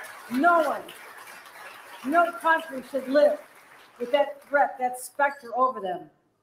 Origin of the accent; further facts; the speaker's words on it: Buffalo, New York, United States; I'm from Buffalo.